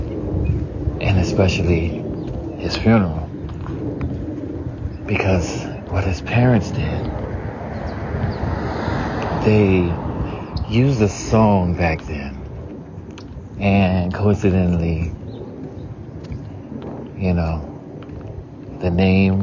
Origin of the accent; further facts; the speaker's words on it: the South, United States; growing up in the South, you know, we have a lot of open roads and stuff